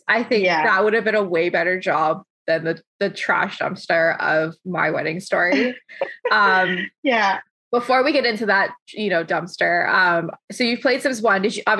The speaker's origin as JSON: {"language": "English", "town": "London", "region": "Ontario", "country": "Canada", "tie": "born or raised there", "moved": "as an adult", "lives_now": "Kitchener, Canada"}